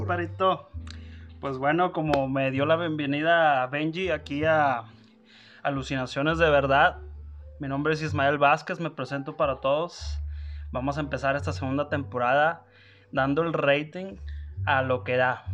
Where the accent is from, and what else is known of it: Monterrey, Nuevo León, Mexico; moved away as an adult; now in Denver, United States